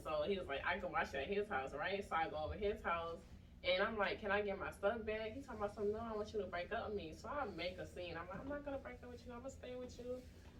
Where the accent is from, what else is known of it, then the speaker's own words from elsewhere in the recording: Clayton County, Georgia, United States; also born or lived in Iowa; I was born here